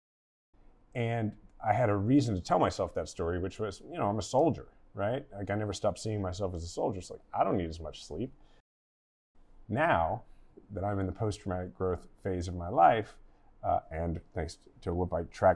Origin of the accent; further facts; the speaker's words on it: Kansas City, Missouri, United States; I was gonna run for mayor of my hometown, Kansas City